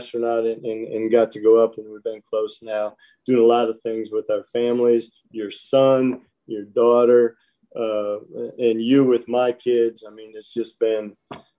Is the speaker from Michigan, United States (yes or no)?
yes; Michigan, United States; moved away; growing up in Michigan